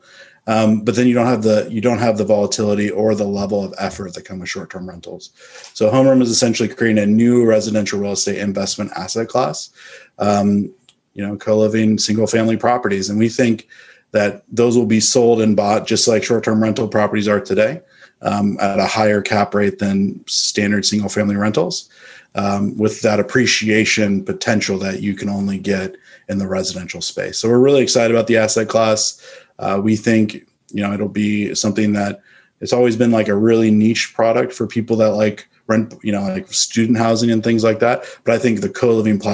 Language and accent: English; Northern California, United States; moved away as an adult; now in Austin, United States; I'm from Northern California. I moved to Austin in 2015 to invest in real estate